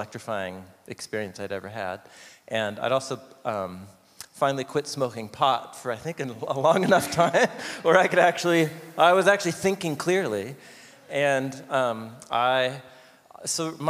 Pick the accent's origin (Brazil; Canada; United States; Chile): United States; Portland, Oregon; I grew up here in Portland